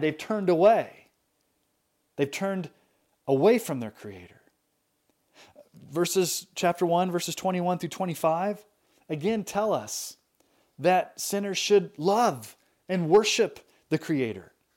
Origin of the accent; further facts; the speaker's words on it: United States; I grew up in America.